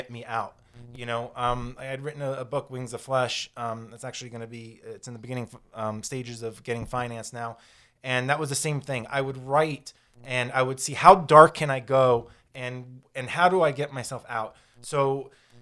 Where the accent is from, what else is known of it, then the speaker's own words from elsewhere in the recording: Florida, United States; growing up in Florida